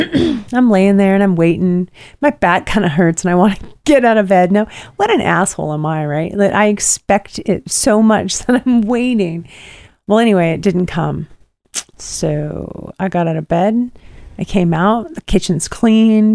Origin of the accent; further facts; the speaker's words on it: Pacific Northwest, United States; moved away; growing up in the Pacific Northwest